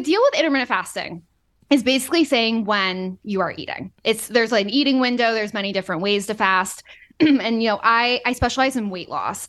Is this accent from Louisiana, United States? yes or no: no; Boston, Massachusetts, United States; moved away; also born or lived in Florida; I'm from Boston